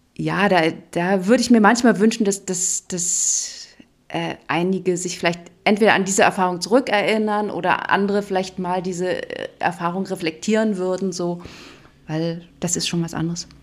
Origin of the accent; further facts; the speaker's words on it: East Germany, Germany; ich bin ja in der DDR groß geworden